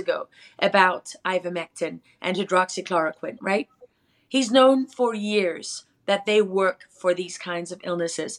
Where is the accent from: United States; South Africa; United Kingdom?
South Africa; I am from South Africa.